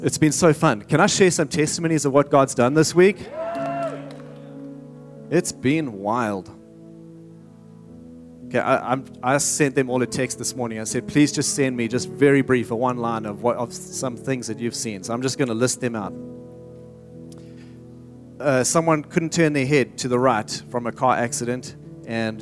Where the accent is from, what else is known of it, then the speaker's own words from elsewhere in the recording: South Africa; moved away as an adult; now in Redding, United States; I'm from South Africa originally.